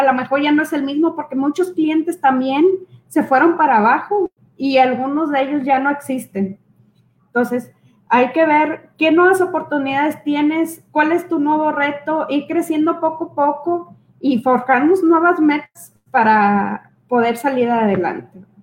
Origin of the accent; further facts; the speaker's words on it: Mexico; los mexicanos